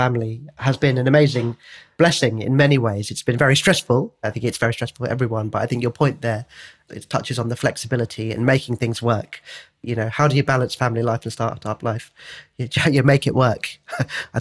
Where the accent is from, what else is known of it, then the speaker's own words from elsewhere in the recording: United Kingdom; Brits, we